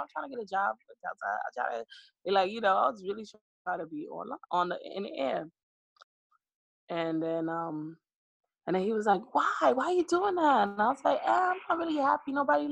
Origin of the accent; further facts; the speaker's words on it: New York, United States; I'm born in New York. I'm a Brooklyn girl